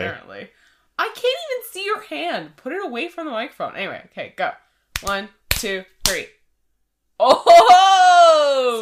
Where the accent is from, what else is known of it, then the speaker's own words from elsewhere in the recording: Canada; we are Canadian